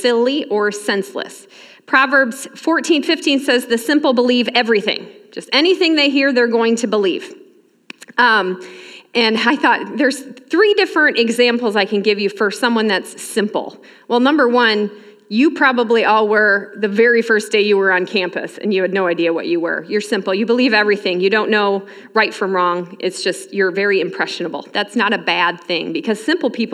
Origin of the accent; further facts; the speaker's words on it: Michigan, United States; moved away as an adult; now in Elbing, United States; I grew up in Michigan, worked at a camp ministry up there for a while